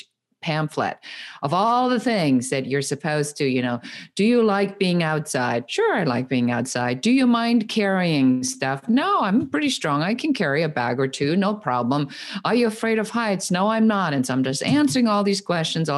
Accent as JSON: {"language": "English", "country": "Germany", "moved": "as an adult", "lives_now": "Los Angeles, United States", "said": "I am originally from Germany and I came to the United States when I was in my early 20s"}